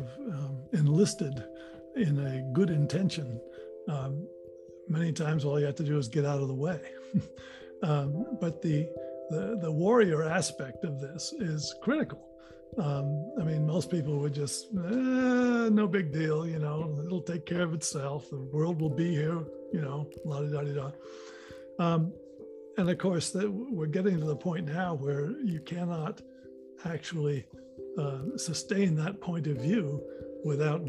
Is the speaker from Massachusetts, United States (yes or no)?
yes; Marion, Massachusetts, United States; We bought a place in Marion, Mass. And there was a seasonal creek that ran through part of the property. And I would just spend hours, just hours, playing there as a little boy